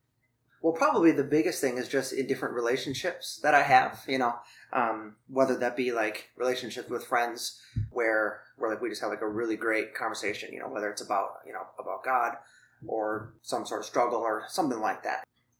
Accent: Thailand; Yeah, well, so you mentioned before that I grew up in Thailand. So my parents were missionaries when I was young.

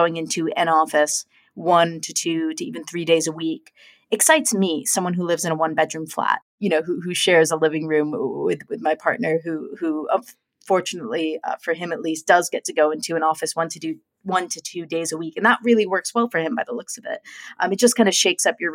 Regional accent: United States; moved away as an adult; now in London, United Kingdom; as an American, though, having moved to London

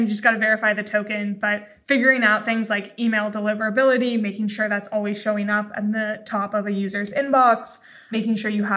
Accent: Idaho, United States; I grew up in Idaho.

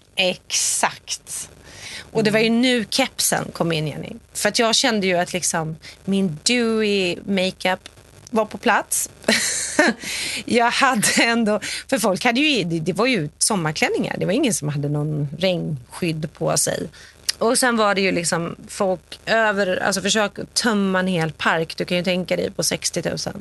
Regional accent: Sweden; also born or lived in New York; now in Los Angeles, United States

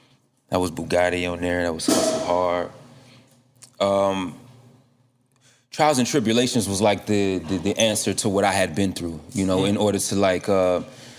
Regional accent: Deerfield Beach, Florida, United States; born or raised there

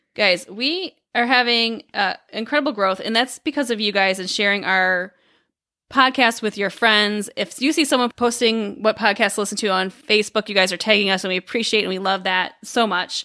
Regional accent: Dubuque, Iowa, United States; also born or lived in Chicago, Illinois; now in Illinois, United States; our hometown, so we we grew up in Dubuque, Iowa

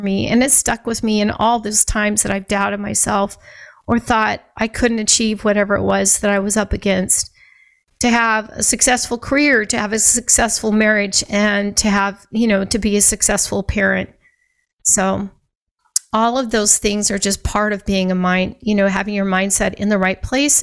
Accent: Scottsbluff, Nebraska, United States; I grew up in Scottsbluff, Nebraska

